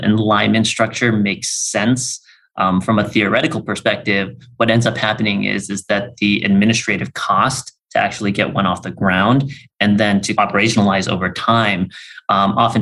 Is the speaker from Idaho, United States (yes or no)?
no; Bay Area, California, United States; I grew up in the Bay Area